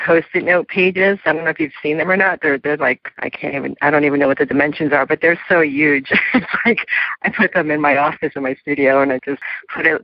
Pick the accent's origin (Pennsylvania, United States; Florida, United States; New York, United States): New York, United States; New York City; my hometown of New York City